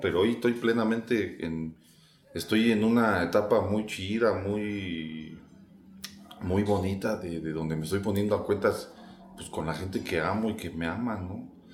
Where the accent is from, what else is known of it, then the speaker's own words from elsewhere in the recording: Mexico; como buen mexicano